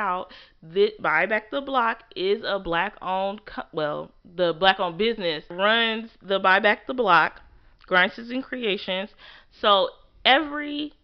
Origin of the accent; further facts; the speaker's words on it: Peoria, Illinois, United States; also born or lived in Thomasville; where I grew up at is Peoria 309A